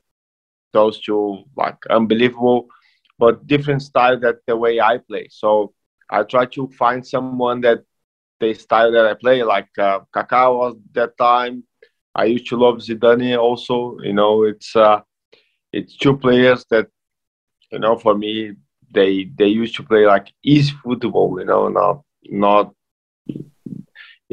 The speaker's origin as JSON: {"language": "English", "town": "Caxias do Sul", "region": "Rio Grande do Sul", "country": "Brazil", "tie": "born or raised there", "also_born_or_lived": "England / Australia", "second_language": "English", "moved": "as an adult", "said": "I grew up in the suburb here"}